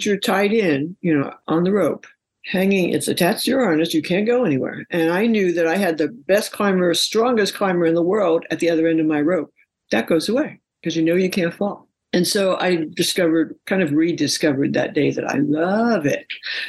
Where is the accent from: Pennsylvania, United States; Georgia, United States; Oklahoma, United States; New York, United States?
New York, United States; I'm from New York. I've been up many, many skyscrapers and big, tall buildings.